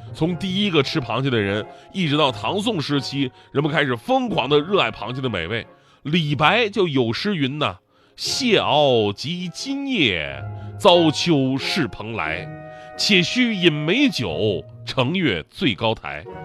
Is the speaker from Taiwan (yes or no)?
no; Northeast China, China; 比我们东北人还生性